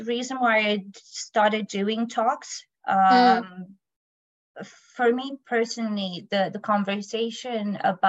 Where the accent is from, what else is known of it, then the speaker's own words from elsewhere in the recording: Romania; now in United Kingdom; I come from Romania, but I live in UK